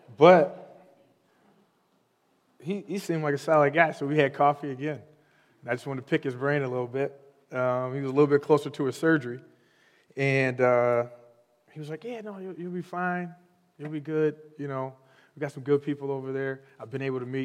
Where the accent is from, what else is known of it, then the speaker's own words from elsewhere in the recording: Holland, Michigan, United States; also born or lived in Chicago, Illinois; I'm from Holland, Michigan. I've lived there for the majority of my life